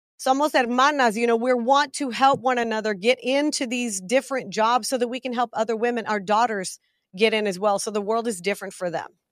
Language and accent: English; Big Spring, Texas, United States; I was born in a little town called Big Spring, Texas